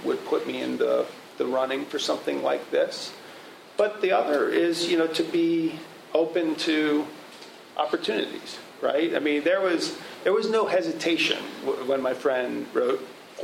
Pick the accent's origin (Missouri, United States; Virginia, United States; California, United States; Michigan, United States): Missouri, United States; St. Louis; growing up in St. Louis